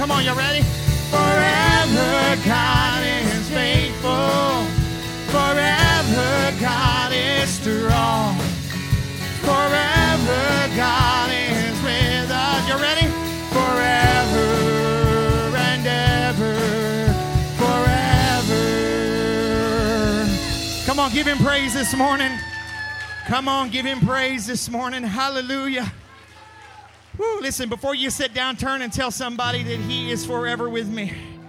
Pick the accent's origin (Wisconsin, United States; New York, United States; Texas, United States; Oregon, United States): Texas, United States; I'm from Texas